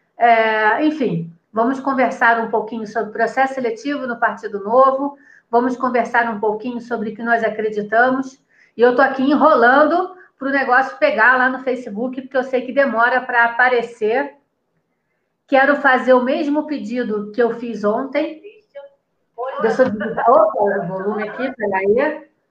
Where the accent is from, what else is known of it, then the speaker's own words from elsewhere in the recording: Rio de Janeiro, Brazil; moved away as an adult; also born or lived in São Paulo; now in Campinas, Brazil; Eu passei a minha vida inteira no Rio de Janeiro, apesar de ser paulista, eu passei a minha vida quase que inteira no Rio de Janeiro